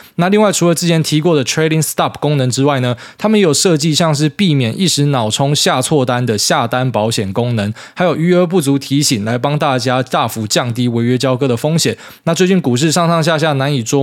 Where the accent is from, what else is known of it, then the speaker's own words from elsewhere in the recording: Miaoli County, Taiwan; 我以为只有他妈我们苗栗人会整天在那边放烟火